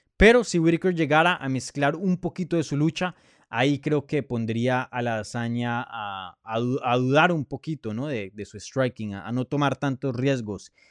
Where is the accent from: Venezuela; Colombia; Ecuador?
Colombia; Bogotá; moved away; yo soy de Colombia